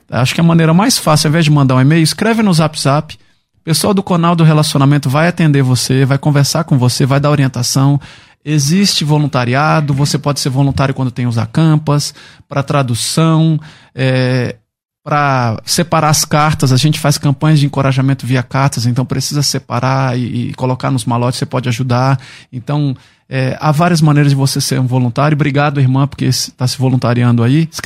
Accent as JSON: {"language": "Portuguese", "town": "Brasília", "region": "Federal District", "country": "Brazil", "tie": "born or raised there", "also_born_or_lived": "Curitiba", "said": "Eu sou natural de Brasília."}